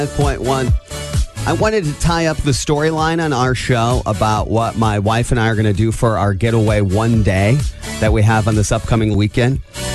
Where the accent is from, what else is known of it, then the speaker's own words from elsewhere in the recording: Angola, Indiana, United States; moved away; I grew up in Angola. My parents now live in South Bend.